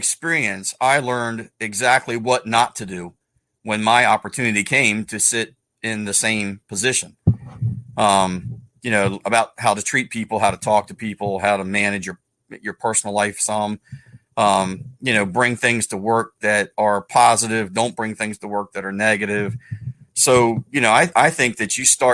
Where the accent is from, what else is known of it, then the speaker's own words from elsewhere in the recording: Salisbury, Maryland, United States; also born or lived in Parsonsburg, Maryland; I grew up in Salisbury, but I didn't grow up in the Salisbury Fire Department.